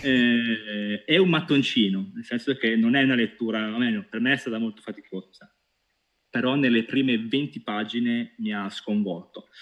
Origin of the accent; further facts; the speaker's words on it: Pescara, Abruzzo, Italy; Io da buon pescarese